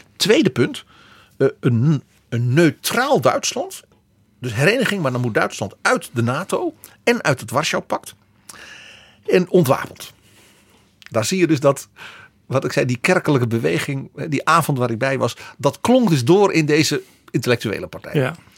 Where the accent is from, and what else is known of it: Netherlands